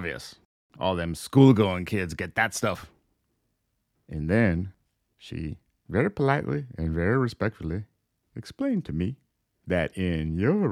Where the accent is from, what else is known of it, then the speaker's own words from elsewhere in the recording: Florida, United States; when I was growing up in Florida